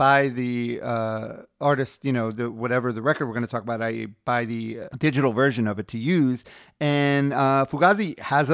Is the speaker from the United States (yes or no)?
yes; New York, United States; I'm from Queens